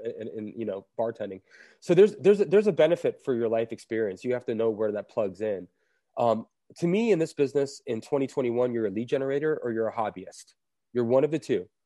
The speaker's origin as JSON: {"language": "English", "town": "Fort Lauderdale", "region": "Florida", "country": "United States", "tie": "born or raised there", "moved": "yes", "lives_now": "Asheville, United States", "said": "it's my hometown"}